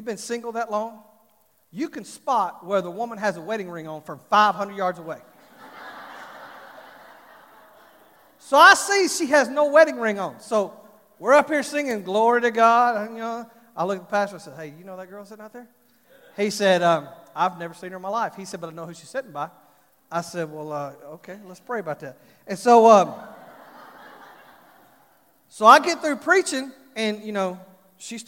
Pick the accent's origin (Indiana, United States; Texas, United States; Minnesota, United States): Texas, United States; Fort Worth; I'm from Fort Worth, from Texas